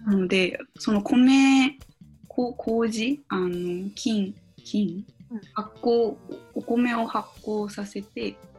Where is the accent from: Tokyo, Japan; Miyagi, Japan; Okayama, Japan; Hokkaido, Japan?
Miyagi, Japan